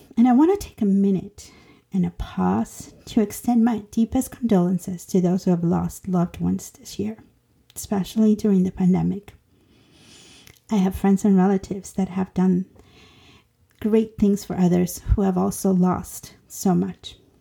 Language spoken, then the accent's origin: English; Honduras; moved away; I am an immigrant from Honduras turned citizen